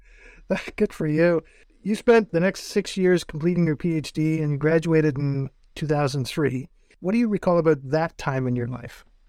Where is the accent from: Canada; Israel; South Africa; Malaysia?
Canada; North Bay, Ontario; moved away; I grew up in North Bay, which is about twice the size of Owen Sound